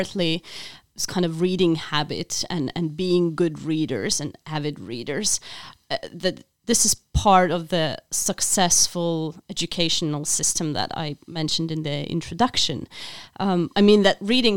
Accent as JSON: {"language": "English", "country": "Lithuania", "tie": "born or raised there", "moved": "yes", "lives_now": "Helsinki, Finland", "said": "I'm from Lithuania originally, and I'm this sort of independence child. I was born after independence, so we grew up with translated literature"}